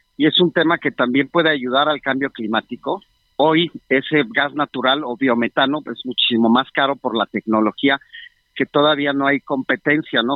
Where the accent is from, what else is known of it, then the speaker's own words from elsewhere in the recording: Mexico; nosotros como mexicanos